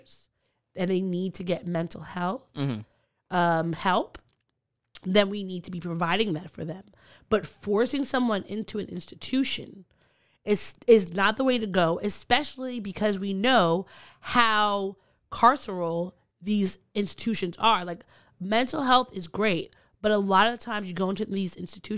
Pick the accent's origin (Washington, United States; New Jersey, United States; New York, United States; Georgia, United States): New York, United States; Long Island; where I grew up in Long Island